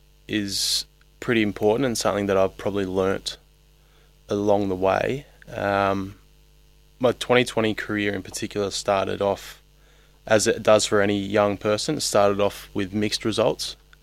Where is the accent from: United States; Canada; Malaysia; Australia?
Australia; New South Wales; moved away as an adult; also born or lived in Melbourne, Australia; now in Adelaide, Australia; And obviously having a New South Wales background